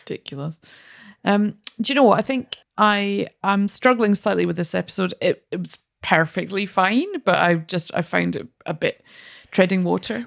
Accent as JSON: {"language": "English", "region": "Scotland", "country": "United Kingdom", "said": "as a Scottish person"}